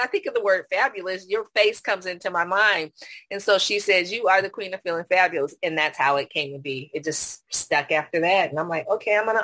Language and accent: English; Silicon Valley, California, United States; now in San Antonio, United States; I was born at Stanford and grew up in the Silicon Valley. So that's home. But right now I'm in San Antonio, Texas